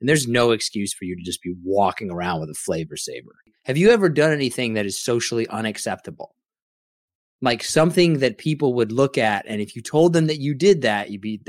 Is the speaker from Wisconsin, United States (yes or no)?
no; Derby, Kansas, United States; moved away; I grew up in a smaller town.